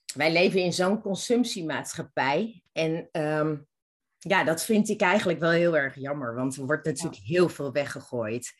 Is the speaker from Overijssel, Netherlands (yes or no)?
yes; Zwolle, Overijssel, Netherlands; moved away as an adult; now in Amsterdam, Netherlands; ik kom oorspronkelijk uit Zwolle en heb daar toen alles achtergelaten